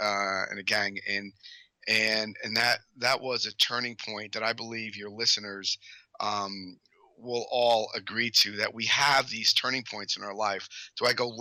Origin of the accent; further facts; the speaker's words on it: Paterson, New Jersey, United States; I grew up outside of Paterson, New Jersey.